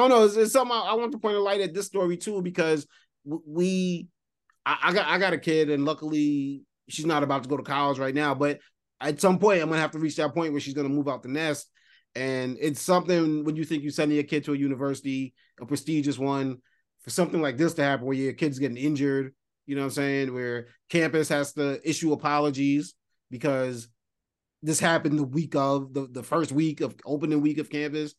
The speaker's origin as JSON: {"language": "English", "region": "New York", "country": "United States", "said": "as a New Yorker"}